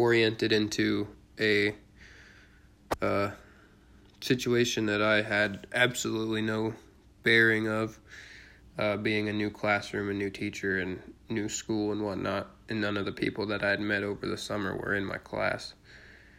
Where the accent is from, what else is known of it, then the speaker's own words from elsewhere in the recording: Cleveland, Ohio, United States; I was born in Cleveland, Ohio on January 21st, 1996 in Garfield Heights, Ohio